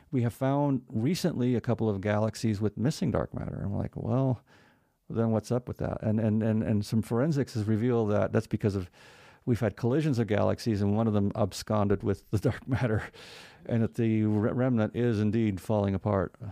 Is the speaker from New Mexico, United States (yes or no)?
yes; New Mexico, United States; I'm from New Mexico